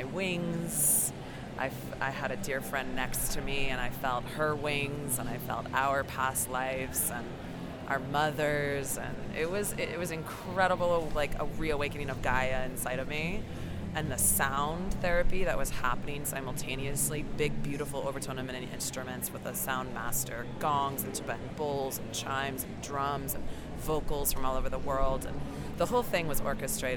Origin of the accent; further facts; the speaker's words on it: Colorado, United States; now in Los Angeles, United States; I'm from Colorado, but I live in Los Angeles